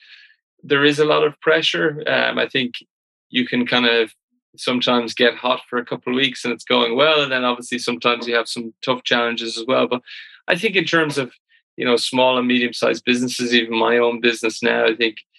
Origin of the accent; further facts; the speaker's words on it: Ireland; as all Irish people